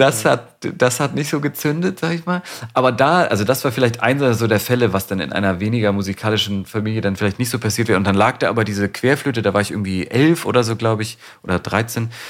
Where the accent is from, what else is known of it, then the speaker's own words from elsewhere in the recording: Hamburg, Germany; moved away as an adult; now in Berlin, Germany; ich bin ja in Hamburg geboren und aufgewachsen